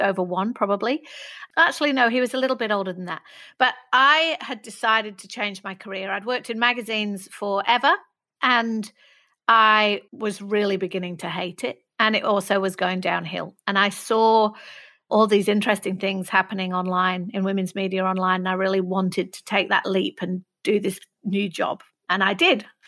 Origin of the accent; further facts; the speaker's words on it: Manchester, North West England, United Kingdom; I grew up in Manchester